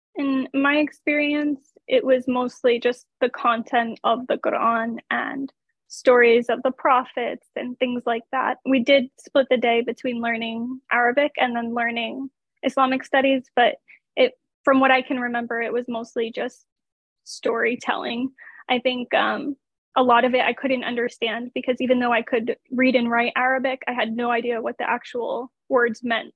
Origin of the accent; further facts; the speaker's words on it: United States; being an American